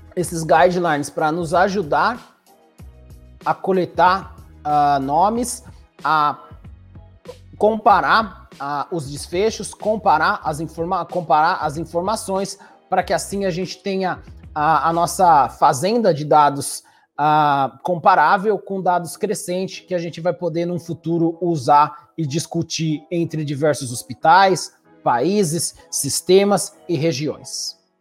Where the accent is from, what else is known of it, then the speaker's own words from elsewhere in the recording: Brazil; moved away as an adult; also born or lived in New York, United States / Toronto, Canada; now in Kingston, Canada; sou brasileiro, formei no Brasil